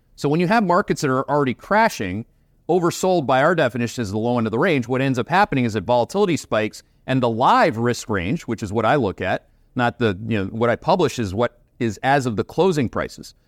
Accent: Canada; accent: Canadian; that's with my Canadian accent

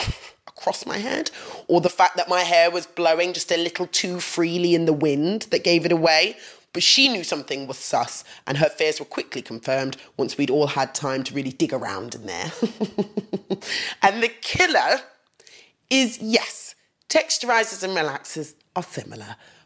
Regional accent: England, United Kingdom; growing up in England as a young black woman

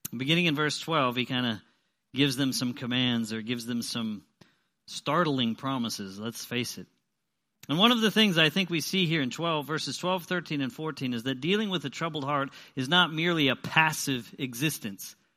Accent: Pennsylvania, United States; moved away; I'm from Pennsylvania

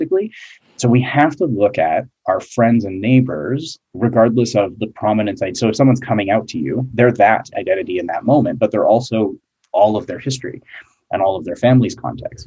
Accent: Alberta, Canada; I'm from Alberta

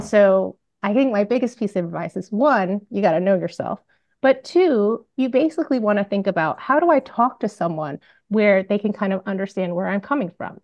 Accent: Bellevue, Washington, United States; I grew up in Bellevue, Washington

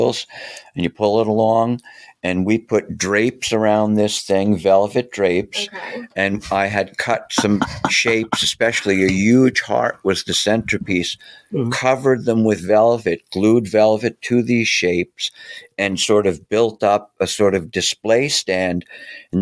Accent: New York City, New York, United States; moved away; I'm from Brooklyn

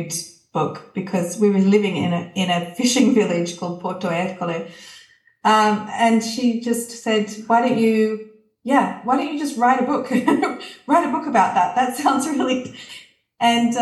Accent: Canberra, Australian Capital Territory, Australia; also born or lived in Tuscany, Italy; now in Italy; growing up I grew up in Canberra

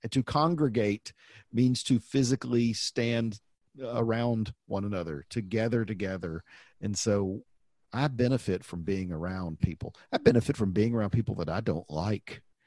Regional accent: the Bible Belt, United States; growing up in the Bible Belt

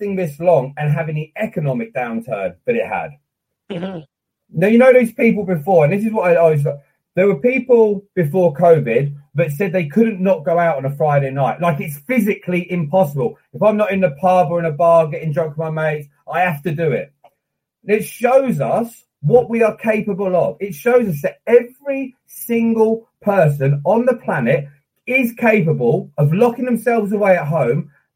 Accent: United Kingdom; also born or lived in Hampshire; I've always been in the UK.

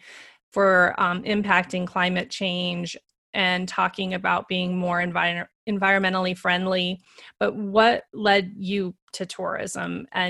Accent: Montana, United States; I grew up in Montana in the United States

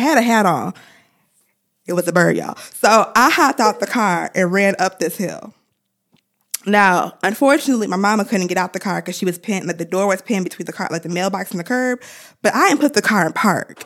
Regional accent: Ann Arbor, Michigan, United States; growing up in Ann Arbor, I was exposed to so many different cultures

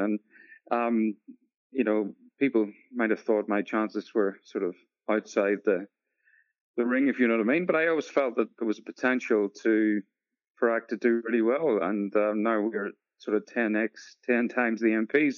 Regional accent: Northern Ireland, United Kingdom; moved away as an adult; also born or lived in Sydney, Australia; now in New Zealand; I'm originally from Northern Ireland

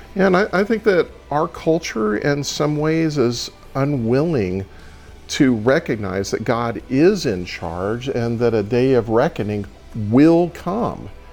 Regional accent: Texas, United States; I'm Texan

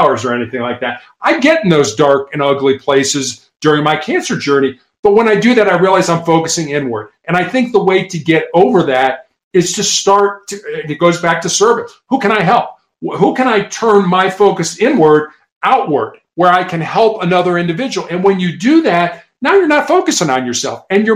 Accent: Midwest, United States; growing up in the Midwest, both of us

